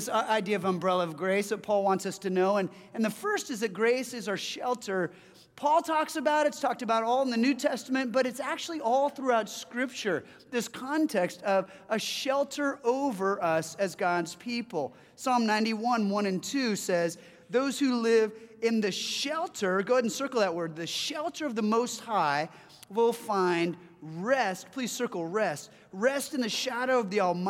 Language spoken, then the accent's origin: English; Southern California, United States; now in Seattle, United States; I hail from Southern California